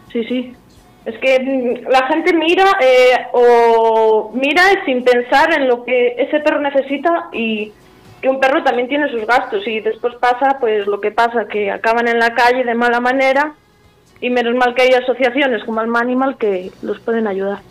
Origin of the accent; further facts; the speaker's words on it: Ponferrada, Castile and León, Spain; now in Mucientes, Spain; yo ahora aquí vivo en Mucientes, pero bueno, soy de Ponferrada.